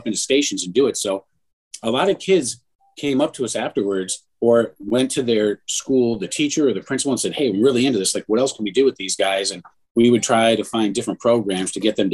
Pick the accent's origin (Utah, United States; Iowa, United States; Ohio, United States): Ohio, United States; Mentor; also born or lived in Cleveland / Atlanta; where we grew up in Menor